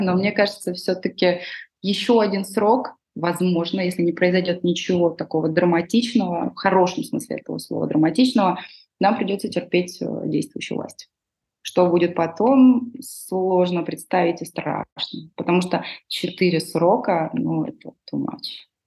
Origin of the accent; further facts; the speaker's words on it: Georgia; мы грузины